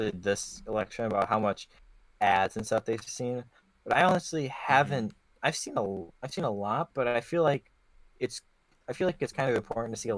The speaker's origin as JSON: {"language": "English", "country": "United States"}